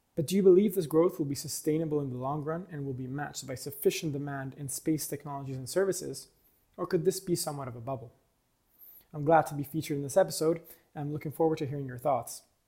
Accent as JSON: {"language": "English", "country": "Italy", "moved": "as an adult", "lives_now": "United States", "said": "I'm from Italy, but currently living in the U S"}